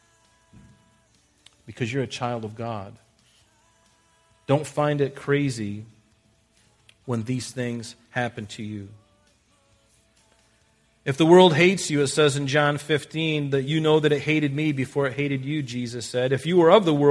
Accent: United States; we're American

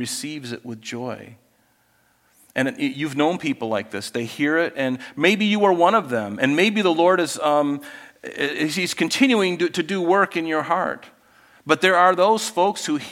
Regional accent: Florida, United States; growing up in Florida

